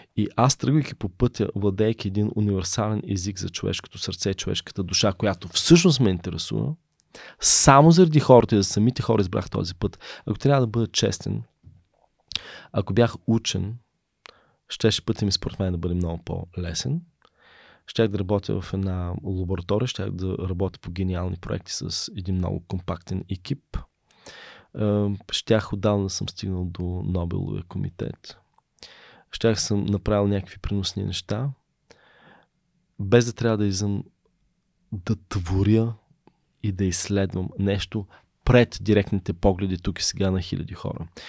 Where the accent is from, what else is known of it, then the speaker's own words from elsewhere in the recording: Bulgaria; also born or lived in Berlin; Аз съм първият българин завършил в Берлин